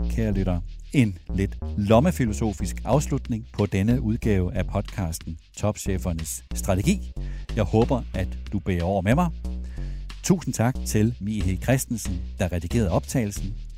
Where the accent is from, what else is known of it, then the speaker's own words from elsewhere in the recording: Denmark; vi danskere